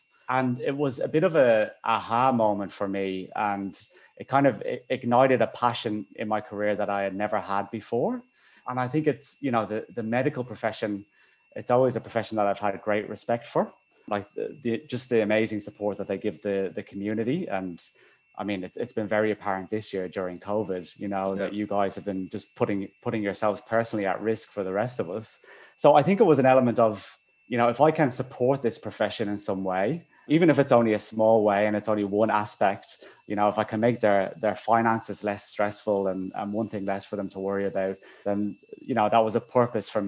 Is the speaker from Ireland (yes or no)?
yes; Dublin, Leinster, Ireland; moved away; I'm from Dublin, Ireland, originally